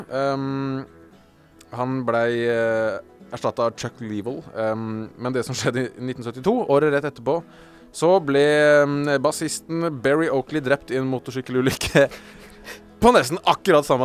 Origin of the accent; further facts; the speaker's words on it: Geilo, Buskerud, Norway; Jeg er fra Geilo.